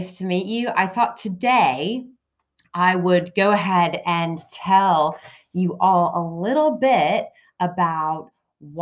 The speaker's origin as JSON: {"language": "English", "country": "United States", "tie": "born or raised there", "moved": "as an adult", "lives_now": "United Kingdom", "said": "I grew up in the States. I've moved to the UK when I fell in love, of course, with the British man after I went to college."}